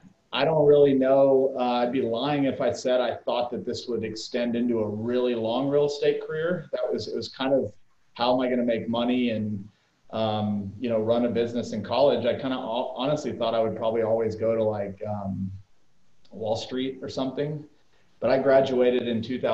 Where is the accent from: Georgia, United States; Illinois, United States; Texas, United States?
Texas, United States; El Paso; moved away as an adult; now in Fort Worth, United States; I grew up in El Paso, Texas